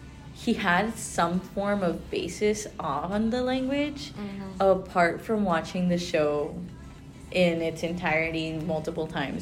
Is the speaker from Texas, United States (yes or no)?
yes; Rio Grande Valley, Texas, United States; accent: Tex-Mex; first language Spanish; English is a second language; my accent here in the valley where we're from, it's a Tex-Mex accent, and it's really southern at the same time, but it's not southern like Georgia southern, it's southern like I'm a border town southern.